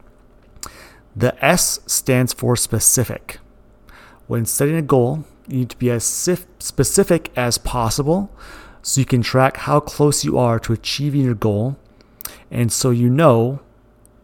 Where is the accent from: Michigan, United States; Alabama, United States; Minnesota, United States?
Minnesota, United States; Moorhead; also born or lived in Glyndon, Minnesota; I was born in Moorhead, Minnesota. I went to Dilworth Glendon Felton High School in Glendon, Minnesota